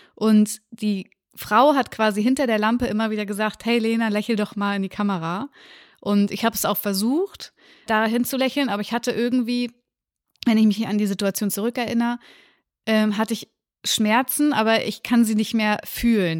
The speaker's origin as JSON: {"language": "German", "town": "Lübeck", "region": "Schleswig-Holstein", "country": "Germany", "tie": "born or raised there", "also_born_or_lived": "Reinfeld", "said": "ich bin in Lübeck groß geworden, da bin ich auch geboren und habe die ersten zwei Jahre meines Lebens gelebt."}